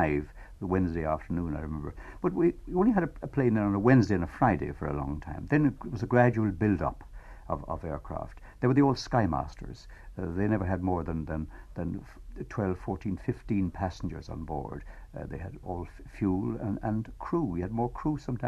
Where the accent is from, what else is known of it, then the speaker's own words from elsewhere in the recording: Ireland; I was brought up in Quinn, which is only 16 miles away from the airport as a boy. I brought up there, went to school there.